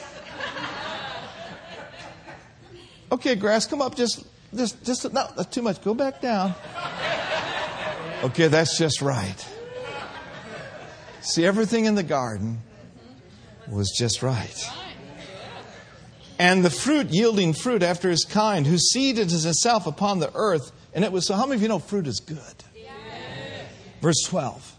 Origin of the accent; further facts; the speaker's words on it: Minneapolis, Minnesota, United States; growing up in Minneapolis